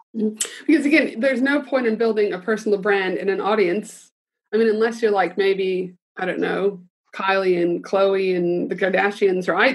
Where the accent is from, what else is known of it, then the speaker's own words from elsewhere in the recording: Canada; I'm proud Canadian